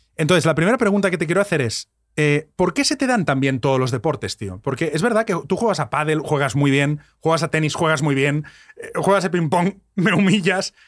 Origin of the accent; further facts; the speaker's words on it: Catalonia, Spain; yo soy catalán